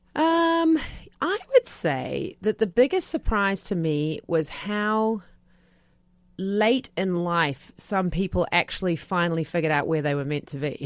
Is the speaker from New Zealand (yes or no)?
yes; New Zealand; moved away; I'm a Kiwi.